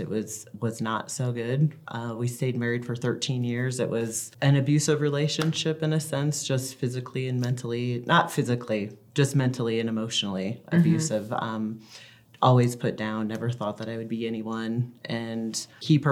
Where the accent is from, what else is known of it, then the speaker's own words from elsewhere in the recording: Florida, United States; moved away as an adult; also born or lived in Washington State / South Carolina; now in Utah, United States; I grew up in Florida, so my dad had full custody of us